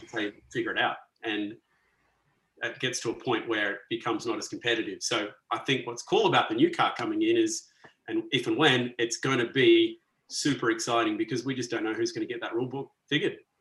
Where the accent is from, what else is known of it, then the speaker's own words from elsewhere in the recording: Perth, Western Australia, Australia; moved away as an adult; also born or lived in Sydney; now in Melbourne, Australia; I grew up in Perth, uh, so, not, not too so, far from Scarborough.